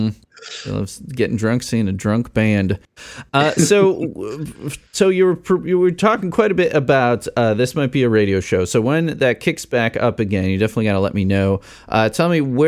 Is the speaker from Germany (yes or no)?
no; Midwest, United States; I'm a Midwesterner